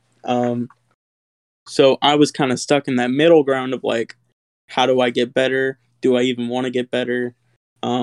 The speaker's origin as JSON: {"language": "English", "town": "Lafayette", "region": "Louisiana", "country": "United States", "said": "I'm from Lafayette, Louisiana."}